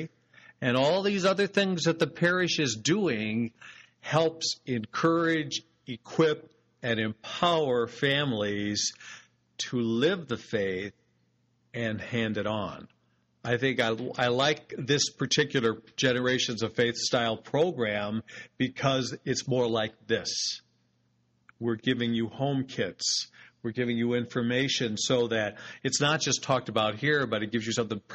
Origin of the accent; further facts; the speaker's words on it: United States; we're American consumers